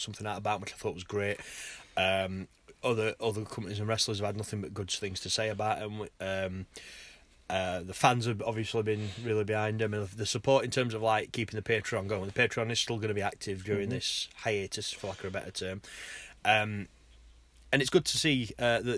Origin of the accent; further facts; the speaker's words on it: Sheffield, Yorkshire and the Humber, United Kingdom; it's local, because we're from Sheffield